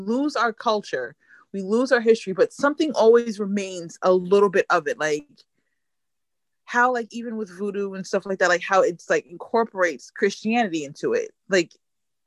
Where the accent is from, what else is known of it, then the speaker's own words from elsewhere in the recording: United States; being American